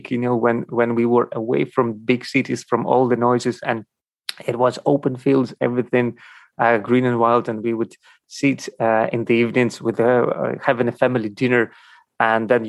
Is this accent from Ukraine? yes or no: yes; Ukraine; born there; first language Russian; English is a second language; was born in Ukraine, and uh, Russian and Ukrainian were my mother tongue languages.